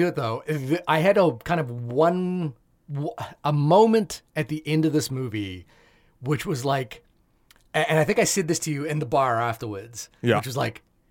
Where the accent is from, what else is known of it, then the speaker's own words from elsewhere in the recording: New Zealand; I am saying RRR. Because that's how you say it as a New Zealander.